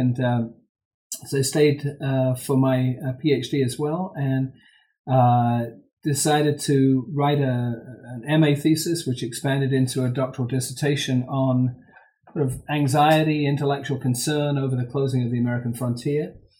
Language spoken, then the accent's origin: English; London, United Kingdom; moved away as an adult; now in United States; So I'm a British expatriate. I came to the United States from London, England, back in 1985 for graduate school.